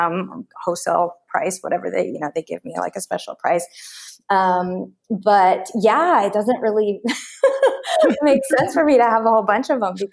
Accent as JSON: {"language": "English", "region": "Oklahoma", "country": "United States", "tie": "born or raised there", "said": "I grew up in Oklahoma where people are pretty like down homie"}